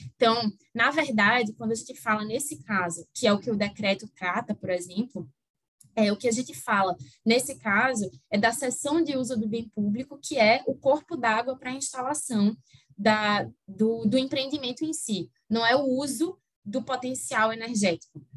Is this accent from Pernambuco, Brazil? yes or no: yes; Recife, Pernambuco, Brazil; now in Rio de Janeiro, Brazil; Mas meu sotaque não engana, né, apesar de eu morar no Rio hoje em dia, é, eu sou de Recife, e aí mantenho o sotaque